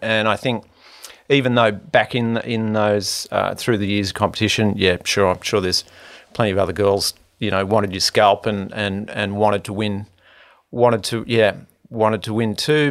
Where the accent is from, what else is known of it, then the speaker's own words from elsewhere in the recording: Manly, New South Wales, Australia; I grew up in Manly